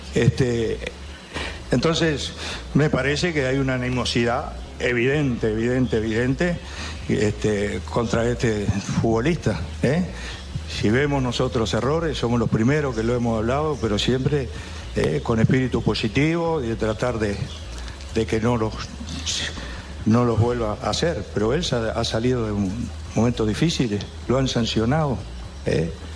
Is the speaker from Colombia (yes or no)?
no; Uruguay; nuestro sentir como uruguayos